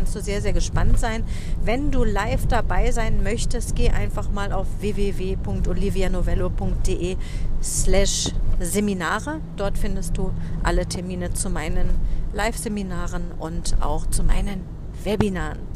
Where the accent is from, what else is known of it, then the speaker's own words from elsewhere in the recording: Berlin, Germany; Ich bin ja auch im Westteil von Berlin aufgewachsen.